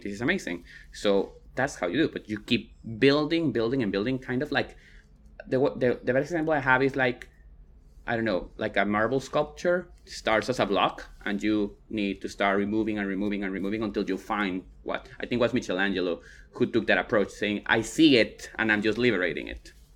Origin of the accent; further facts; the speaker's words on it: Guatemala; now in Austin, United States; I'm from Guatemala, but I pass as white